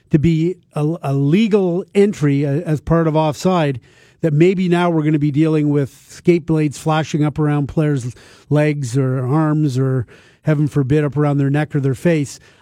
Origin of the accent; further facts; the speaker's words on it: Toronto, Ontario, Canada; when I was a kid growing up in Toronto in the nineteen sixties